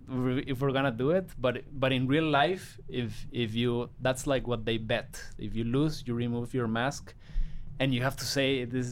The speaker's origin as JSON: {"language": "English", "town": "Guadalajara", "region": "Jalisco", "country": "Mexico", "said": "I'm from Guadalajara, Jalisco, Mexico."}